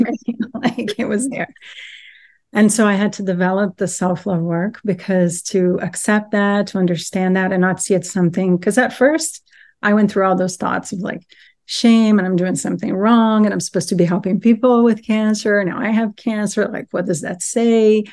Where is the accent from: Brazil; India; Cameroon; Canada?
Brazil; moved away as an adult; now in United States; I grew up in Brazil, and then I moved to the U S when I was nineteen